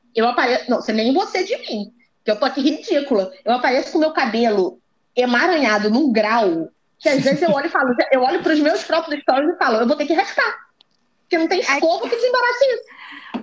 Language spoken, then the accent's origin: Portuguese; Rio de Janeiro, Brazil; eu pelo menos sou Zona Norte com muito orgulho